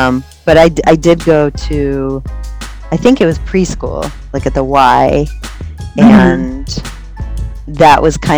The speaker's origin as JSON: {"language": "English", "country": "United States", "said": "I was about 21. I had visited for the first time, and just interacting with people, I was like, I'm very American."}